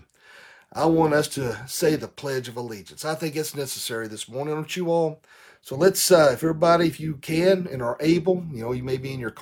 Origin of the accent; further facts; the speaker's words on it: Tennessee, United States; in Tennessee, my home, here in my home state